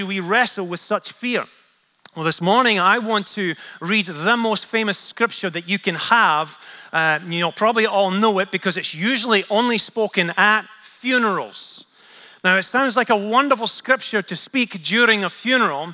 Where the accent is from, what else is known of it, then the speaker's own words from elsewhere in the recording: Scotland, United Kingdom; I'm Scottish